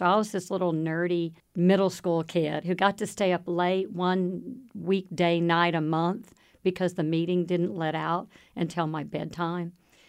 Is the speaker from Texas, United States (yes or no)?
yes; Waco, Texas, United States; I am a third generation Wacoan. I grew up in the Midway School District back when it was rural.